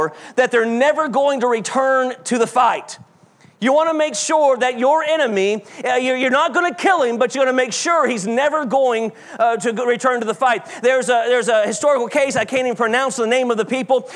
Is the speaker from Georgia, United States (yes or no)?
yes; South Georgia, United States; growing up in South Georgia